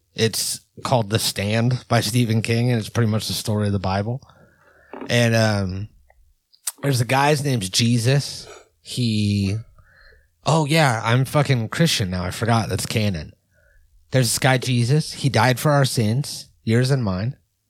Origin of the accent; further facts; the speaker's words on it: Ireland; Obviously, I'm Irish. I love Irish people.